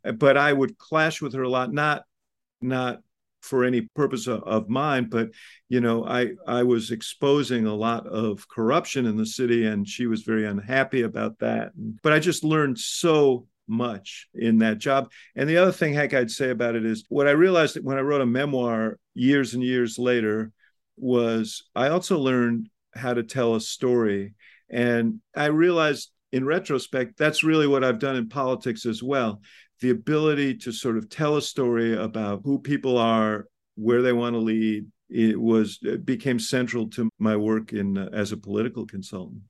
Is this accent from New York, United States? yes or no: yes; New York City, New York, United States; now in Chicago, United States; I grew up in Stuyvesant Town